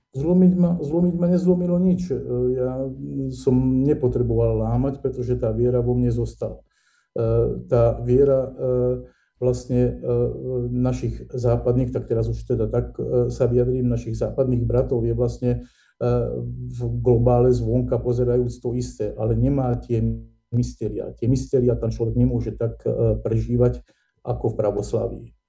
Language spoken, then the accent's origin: Slovak; Nitra, Nitra Region, Slovakia; ja som rodák z Nitry